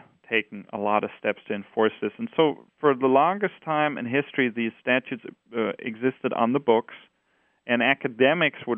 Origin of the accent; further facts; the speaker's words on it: Hesse, Germany; English is a second language; moved away as an adult; also born or lived in Berlin, Germany / San Francisco, United States; now in Palo Alto, United States; Hessen, my home state